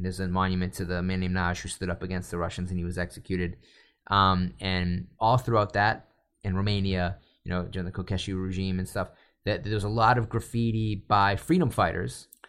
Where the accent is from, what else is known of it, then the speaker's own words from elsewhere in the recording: North Shore of Boston, Massachusetts, United States; also born or lived in Lynn / Salem; now in California, United States; As a kid growing up in the North Shore of Boston